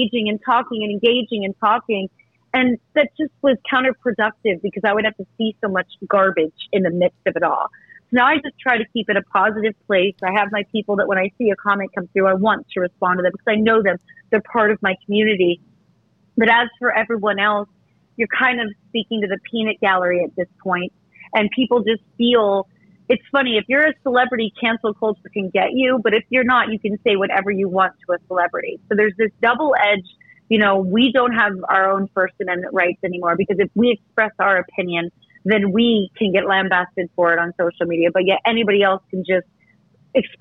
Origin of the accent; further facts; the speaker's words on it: Eastern Pennsylvania, United States; moved away as an adult; now in New York, United States; go to my hometown and not see my parents